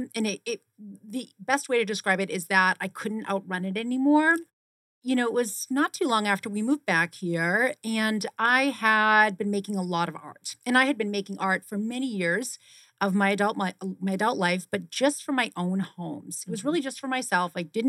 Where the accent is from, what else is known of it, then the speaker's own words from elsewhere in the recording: Boston, Massachusetts, United States; born there; now in Arizona, United States; I was born in Boston, Massachusetts, and I went to school for kinesiology and exercise science and physiology in New Hampshire.